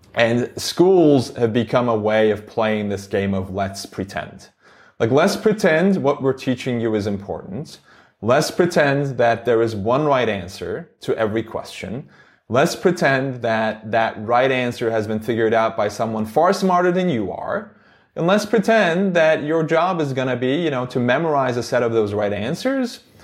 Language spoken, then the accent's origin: English; Istanbul, Turkey; English is a second language; moved away as an adult; now in United States; I grew up in Istanbul, Turkey.